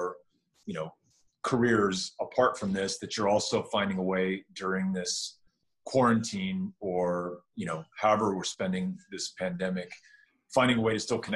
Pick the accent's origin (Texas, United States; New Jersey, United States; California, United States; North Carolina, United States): Texas, United States; El Paso; also born or lived in New York; I won the lottery by being born and raised in El Paso.